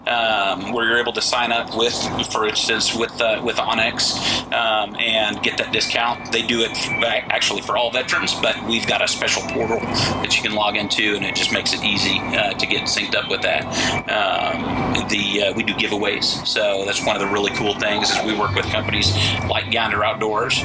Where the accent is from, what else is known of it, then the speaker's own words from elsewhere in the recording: Portland, Oregon, United States; moved away as an adult; now in Texas, United States; I'm originally from Portland, Oregon.